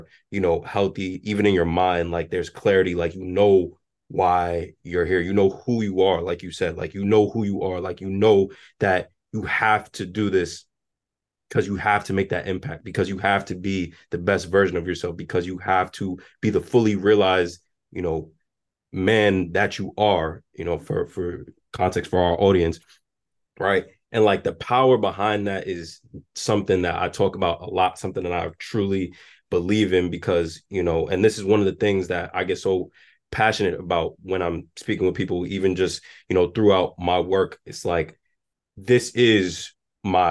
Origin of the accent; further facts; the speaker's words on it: New York City, New York, United States; I grew up in the South Bronx. I grew up in the projects and everything